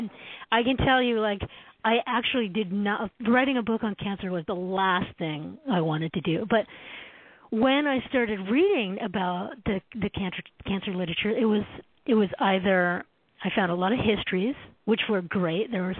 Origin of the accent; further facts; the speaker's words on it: Canada; now in United States; So as a Canadian, I came down to the States in the 1990s